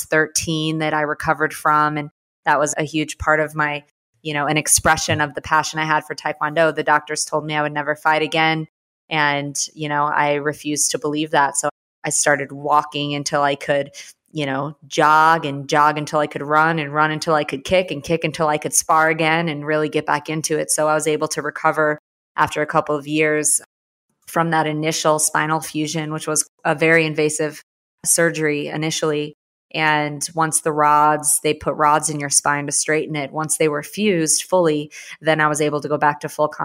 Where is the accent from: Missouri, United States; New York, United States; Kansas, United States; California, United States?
Missouri, United States; St. Louis; moved away as an adult; also born or lived in Houston, Texas; growing up, I grew up in St. Louis